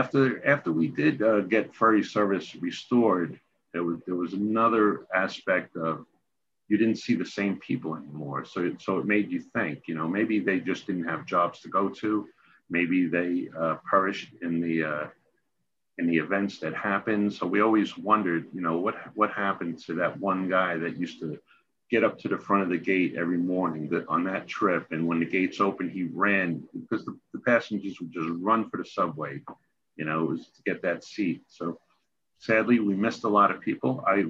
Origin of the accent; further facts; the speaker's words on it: New York, United States; but being a New Yorker, getting up every day, doing your job.